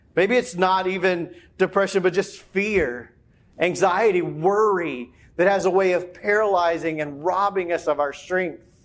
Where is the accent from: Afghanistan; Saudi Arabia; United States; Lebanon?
United States; the South; growing up as a kid, growing up in the South